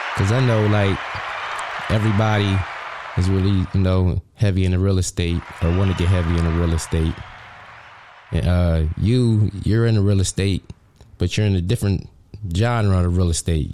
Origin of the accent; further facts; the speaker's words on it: Harrisburg, Pennsylvania, United States; in my hometown of Harrisburg, PA.